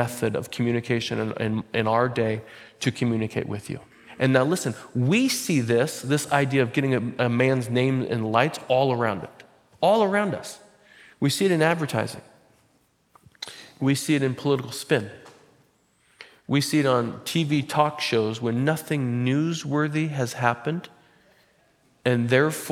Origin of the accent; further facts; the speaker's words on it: Butte Falls, Oregon, United States; I'm from Butte Falls